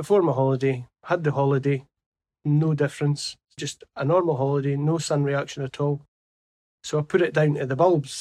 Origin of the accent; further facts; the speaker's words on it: Galashiels, Scotland, United Kingdom; I come from Galashiels in the Scottish Borders.